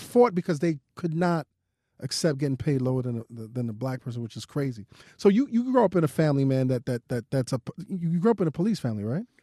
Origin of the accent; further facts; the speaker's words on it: New York City, New York, United States; I'm from Brooklyn